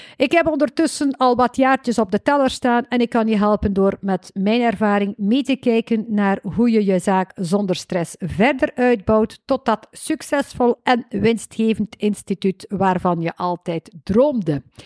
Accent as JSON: {"language": "Dutch", "region": "West Flanders", "country": "Belgium", "accent": "West Flemish"}